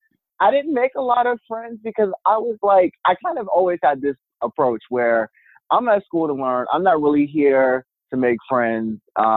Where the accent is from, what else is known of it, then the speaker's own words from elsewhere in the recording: Maryland, United States; also born or lived in Virginia; I'm originally from Maryland, but I spent high school in Virginia, and I went to college in Virginia